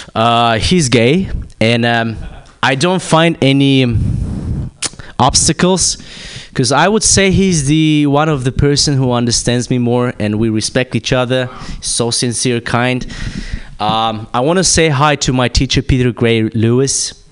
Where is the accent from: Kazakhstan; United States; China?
Kazakhstan; moved away; I'm from Kazakhstan